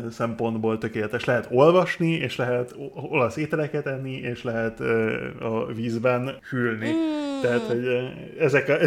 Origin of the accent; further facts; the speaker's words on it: United Kingdom; Én Brit vagyok.